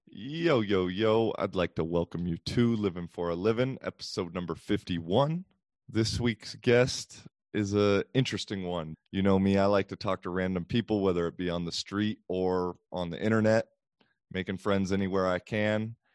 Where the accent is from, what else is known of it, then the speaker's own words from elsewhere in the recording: United States; as a American